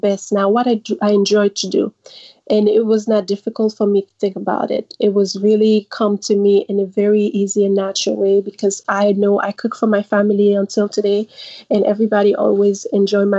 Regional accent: Haiti; now in New York, United States; So I grew up and raised in Haiti, and I moved here in 2009, uh-huh. and currently living in the U.S. in New York, New York

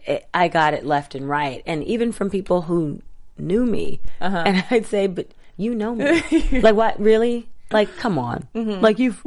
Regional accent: Atlanta, Georgia, United States; also born or lived in Tallahassee, United States; I wasn't born there. I was born in Tallahassee, Florida. But Atlanta is definitely home. It's the first place I remember because we moved out of Florida when I was 9 months old.

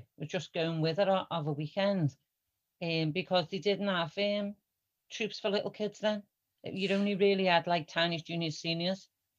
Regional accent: Huyton, North West England, United Kingdom; we're from Longview.

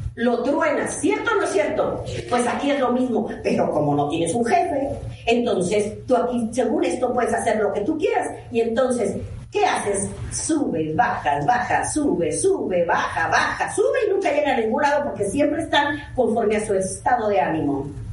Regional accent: Mexico; no salimos de ningún otro país, somos mexicanos

